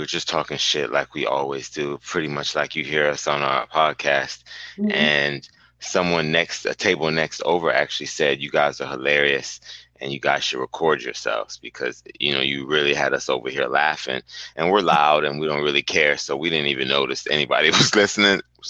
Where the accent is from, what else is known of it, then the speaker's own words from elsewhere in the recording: Miami, Florida, United States; also born or lived in Jamaica (born); now in Orlando, United States; I'm actually from Miami, even though I'm born in Yard